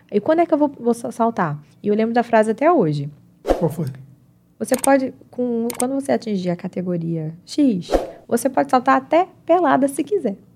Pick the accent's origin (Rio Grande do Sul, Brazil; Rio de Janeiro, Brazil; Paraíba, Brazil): Paraíba, Brazil; João Pessoa; born there; como eu nasci em João Pessoa, eu conheço a praia de nudismo em João Pessoa.